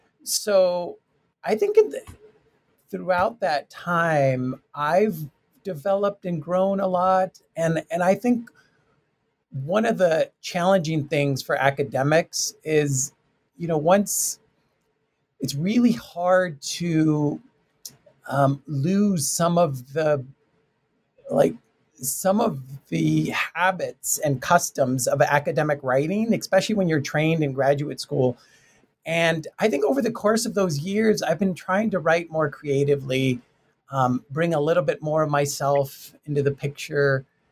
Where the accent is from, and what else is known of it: Tucson, Arizona, United States